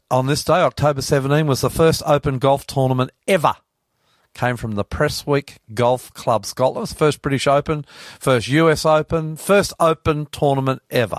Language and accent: English; New South Wales, Australia; I'm …, and that's Hunty, our techie.